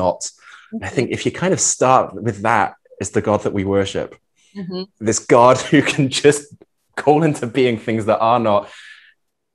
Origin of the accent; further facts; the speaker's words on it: Norfolk, East of England, United Kingdom; moved away as an adult; also born or lived in Vienna, Austria; now in Bad Ischl, Austria; from 11 through 16, we lived in the east of England, in Norfolk